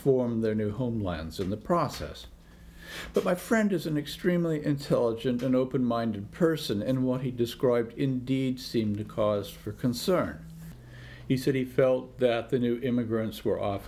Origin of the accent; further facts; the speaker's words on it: Washington, United States; my home state of Washington